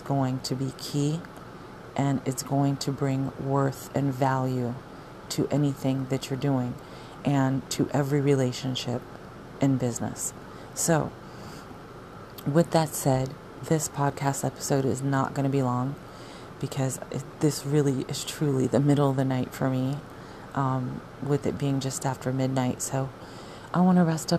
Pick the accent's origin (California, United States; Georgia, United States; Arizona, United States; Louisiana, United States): Arizona, United States; moved away; I'm from Arizona